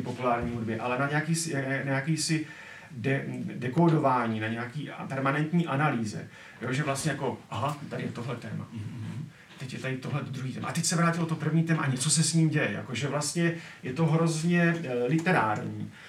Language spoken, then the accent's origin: Czech; Czechia; My jako Češi